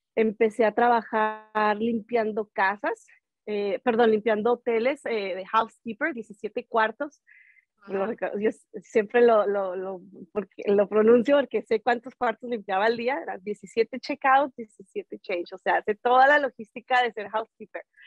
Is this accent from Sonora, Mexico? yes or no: no; Ciudad Juárez, Chihuahua, Mexico; now in Denver, United States; soy de Ciudad Juárez, Chihuahua